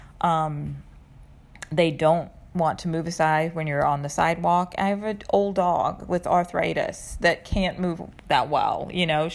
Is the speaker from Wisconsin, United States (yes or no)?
no; North Carolina, United States; also born or lived in San Francisco / Manhattan; now in New York, United States; I grew up in North Carolina. I moved to San Francisco, where I lived for 10 years, and I've been in Manhattan for almost 11.